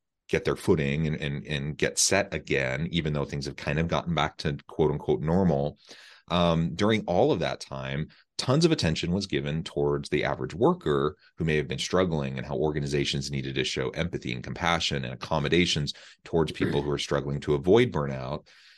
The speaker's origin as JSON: {"language": "English", "region": "Missouri", "country": "United States", "said": "I'm from Missouri, not far from Omaha, really, just a few hours, and a wonderful part of the country."}